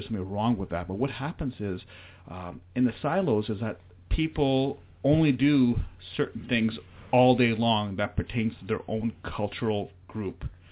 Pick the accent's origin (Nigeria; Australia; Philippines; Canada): Canada; Mission, British Columbia; born and raised in Mission, very proud of it